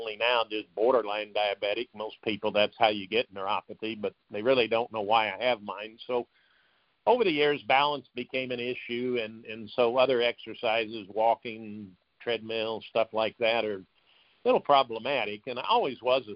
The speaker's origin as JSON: {"language": "English", "town": "Tulsa", "region": "Oklahoma", "country": "United States", "tie": "born or raised there", "also_born_or_lived": "South Bend, Indiana", "said": "I grew up in Tulsa"}